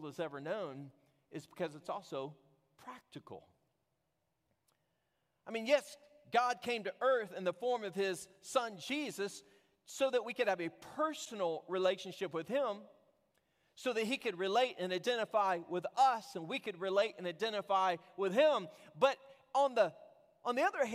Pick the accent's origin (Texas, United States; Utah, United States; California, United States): Texas, United States; I was from Texas